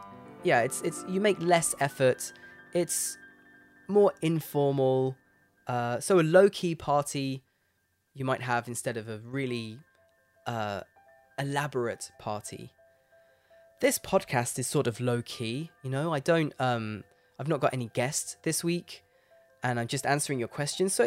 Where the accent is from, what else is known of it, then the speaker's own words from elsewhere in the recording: Leicester, East Midlands, United Kingdom; moved away; I was born in Leicester, in England. That's my hometown.